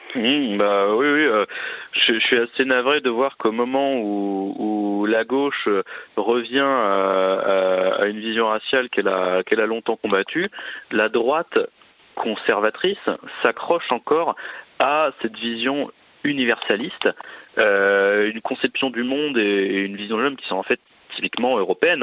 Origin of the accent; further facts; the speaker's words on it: France; nous sommes français